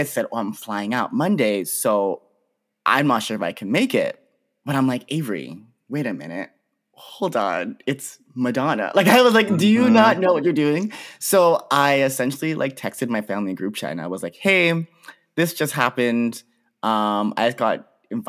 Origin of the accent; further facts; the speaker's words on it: Pickering, Ontario, Canada; I'm from the Greater Toronto Area. I'm from a city called Pickering, which is like just outside of Toronto.